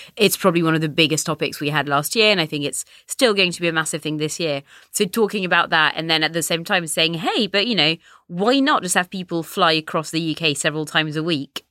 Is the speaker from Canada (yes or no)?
no; France; now in United Kingdom; I'm French, I grew up in France